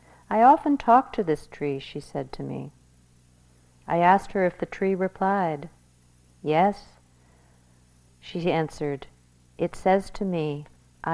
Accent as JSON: {"language": "English", "country": "United States"}